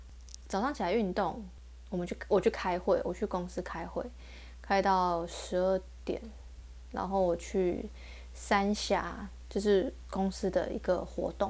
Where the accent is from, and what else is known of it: Taiwan